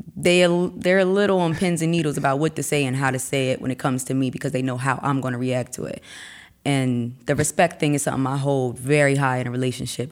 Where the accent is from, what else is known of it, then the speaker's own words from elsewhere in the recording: Wilmington, Delaware, United States; also born or lived in Newtonville, New Jersey; I was raised in Wilmington, Delaware.